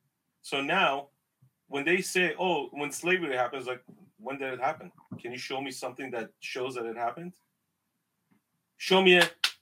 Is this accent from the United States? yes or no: no; northern Iraq, Iraq; I'm from the Middle East. My ancestors are from Mesopotamia. 6,700 years ago. We are the first civilization that was created in the world. That's my ancestor. We're from Babylon, northern Iraq, Mesopotamia.